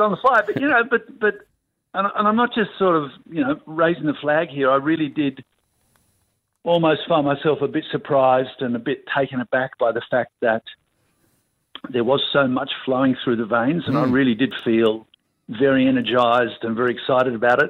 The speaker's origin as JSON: {"language": "English", "country": "Australia", "said": "as an Australian and someone who loves the country that much"}